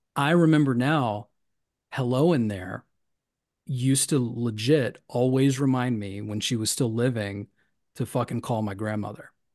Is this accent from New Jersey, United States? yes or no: no; Tennessee, United States; Tennessee, my home state